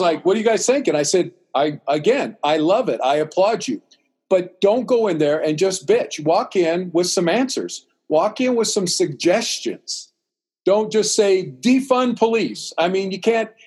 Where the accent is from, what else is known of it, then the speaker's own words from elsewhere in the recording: Central California, United States; also born or lived in Los Angeles / Oklahoma / Greece; growing up in Central California, we have a large Hispanic community.